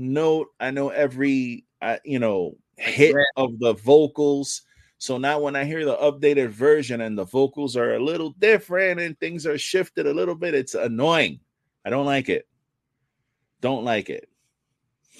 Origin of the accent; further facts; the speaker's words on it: New York City, New York, United States; I grew up in the Bronx